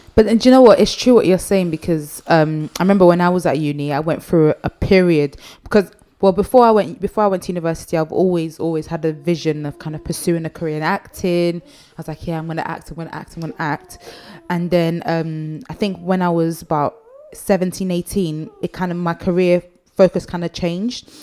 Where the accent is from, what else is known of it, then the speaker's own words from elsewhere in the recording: Nigeria; I'm Nigerian and you know in Nigeria you kind of raise your family